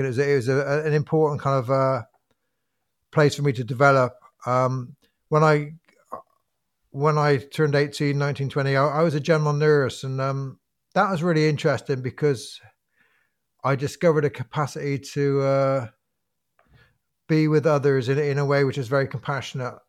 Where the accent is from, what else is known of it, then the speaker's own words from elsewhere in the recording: Bristol, South West England, United Kingdom; I grew up in Bristol in, um, a kind of fir, I grew up in a council house